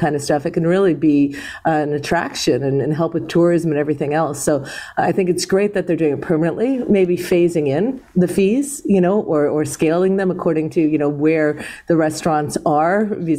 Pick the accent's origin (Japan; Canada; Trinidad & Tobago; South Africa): Canada; Toronto, Ontario; I was born in Toronto